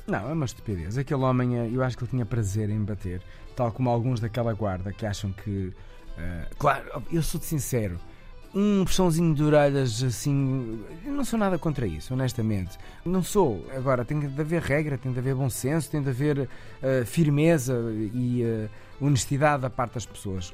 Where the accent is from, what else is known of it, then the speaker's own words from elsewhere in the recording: Portugal; eu sou natural de Moris, que é uma cidade ah, à beira-mar